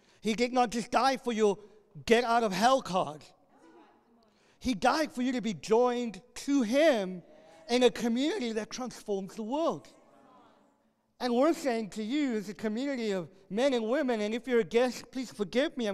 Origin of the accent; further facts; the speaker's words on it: South Africa; moved away; I grew up in South Africa, one of the most violent